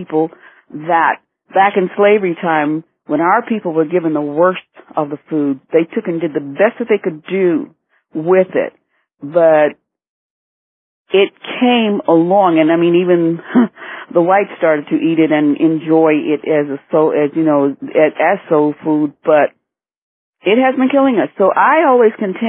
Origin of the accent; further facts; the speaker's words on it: Detroit, Michigan, United States; also born or lived in Asheville, North Carolina / Florida; now in Miami, United States; I always used to say that I was from Michigan, but Detroit, but I was actually born in Asheville, North Carolina. However, I know nothing of that place, and I've been in Florida so long, I'm a full-fledged Floridian.